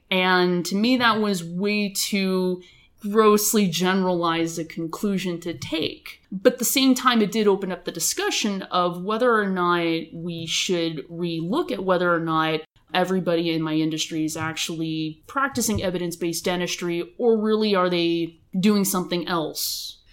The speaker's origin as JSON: {"language": "English", "area": "Los Angeles County", "region": "California", "country": "United States", "tie": "born or raised there", "also_born_or_lived": "Boston, United States / Bakersfield, California, United States", "said": "originally from Los Angeles County, but I grew up in Los Angeles County."}